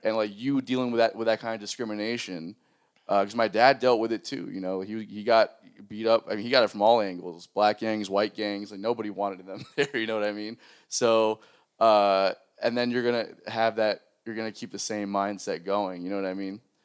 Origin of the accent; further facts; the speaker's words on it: South Florida, United States; moved away; I grew up in South Florida